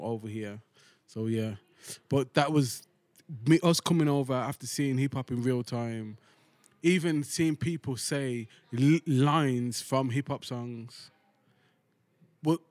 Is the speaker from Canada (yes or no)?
no; United Kingdom; until we open our mouth, they don't know we're British.